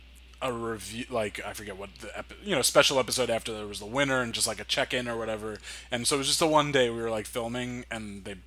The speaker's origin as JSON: {"language": "English", "region": "New Jersey", "country": "United States", "tie": "born or raised there", "said": "we grew up in Jersey"}